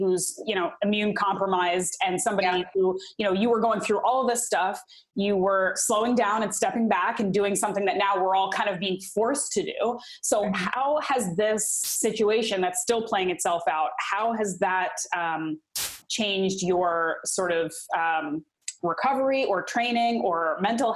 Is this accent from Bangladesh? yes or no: no; Nova Scotia, Canada; moved away as an adult; also born or lived in Bermuda; now in Ontario, Canada; I'm from Nova Scotia, which is the east coast of Canada